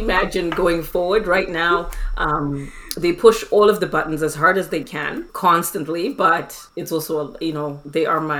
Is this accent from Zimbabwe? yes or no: yes; Zimbabwe; moved away as an adult; also born or lived in Newfoundland, Canada / Alberta, Canada; now in Edmonton, Canada; I am from Zimbabwe, born and raised in Zimbabwe. Moved here to Canada in 2006 to go to university and got my business degree in 2012.